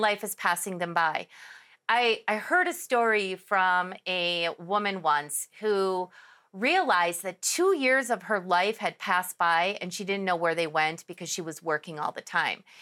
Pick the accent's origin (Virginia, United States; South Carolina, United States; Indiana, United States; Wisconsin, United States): Wisconsin, United States; Milwaukee; moved away as an adult; now in Arizona, United States; I was born and raised in Milwaukee, Wisconsin.